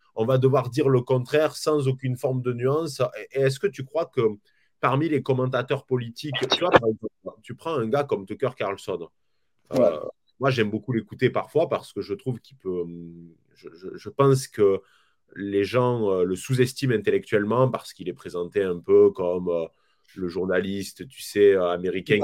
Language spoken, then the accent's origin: French; France; chez nous en France